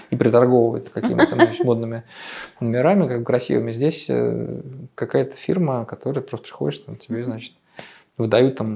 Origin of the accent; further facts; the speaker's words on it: Russia; now in Netherlands; мы из России?